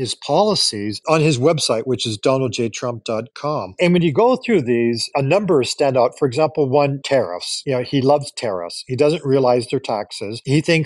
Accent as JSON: {"language": "English", "country": "Canada", "also_born_or_lived": "Japan", "moved": "yes", "lives_now": "United States", "said": "I am Canadian"}